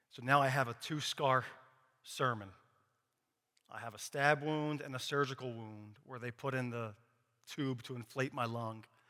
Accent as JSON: {"language": "English", "town": "Philadelphia", "region": "Pennsylvania", "country": "United States", "tie": "born or raised there", "said": "I grew up in Philadelphia, born and raised"}